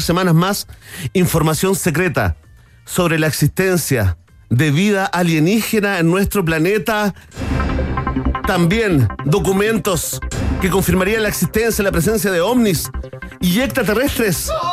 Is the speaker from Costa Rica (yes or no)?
no; Chile; como chileno